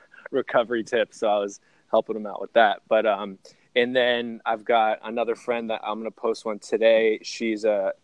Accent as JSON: {"language": "English", "area": "the Bay Area", "region": "California", "country": "United States", "said": "I'm from the Bay"}